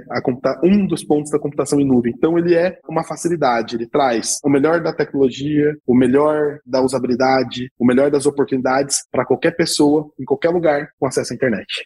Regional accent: Brazil; Nós como brasileiros

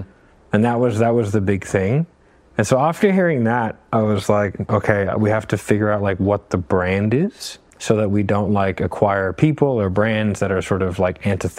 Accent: Australia; because we like I'm Australian, like we had him wear Australian brands

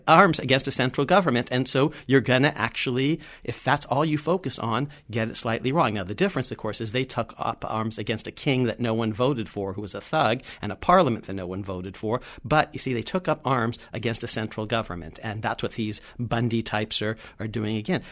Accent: California, United States; moved away; I'm from the West. I'm from California

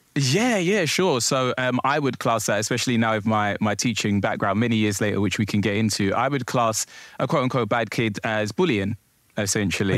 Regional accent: London, United Kingdom; I'm born and raised in London, Southeast London, Peckham to be precise

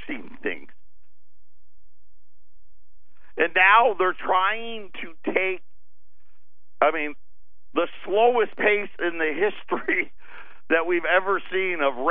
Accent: United States; we're still American.

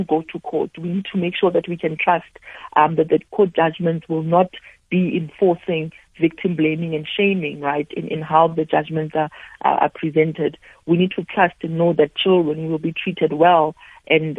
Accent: South Africa; for myself as a South African, this really feels like an extension of the work that I've already been doing here at home

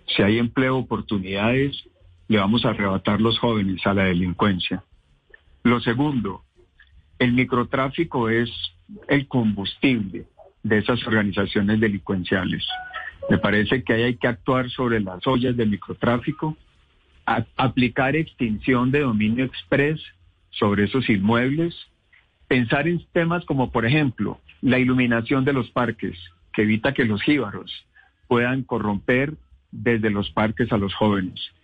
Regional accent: Pensilvania, Caldas, Colombia; yo soy de Pensilvania Caldas, un pequeño pueblo, y me inicié como concejal y alcalde

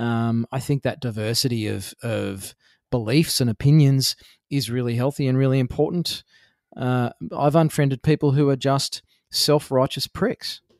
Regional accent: Australia; being an Australian

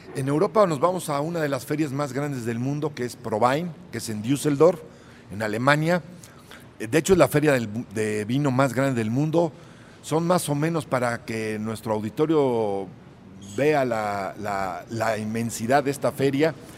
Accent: Puebla, Mexico; mi tierra, Puebla

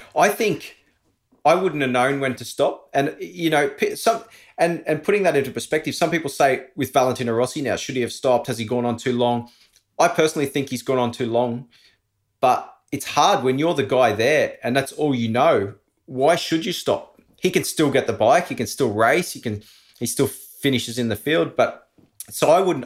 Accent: Australia; moved away as an adult; also born or lived in Andorra; Being an Aussie living overseas

